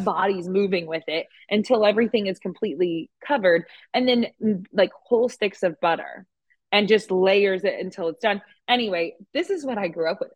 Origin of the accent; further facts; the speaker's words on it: Oklahoma, United States; moved away as an adult; also born or lived in Norman, Oklahoma; now in Austin, United States; I grew up in Oklahoma